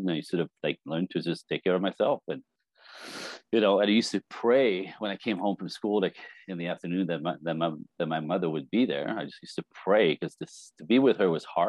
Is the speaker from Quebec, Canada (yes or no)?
yes; Montreal, Quebec, Canada; now in Los Angeles, United States; I was born French Canadian in Montreal, or outside Montreal, Quebec City, in a speaking French in a Catholic family. Five kids in a snowbank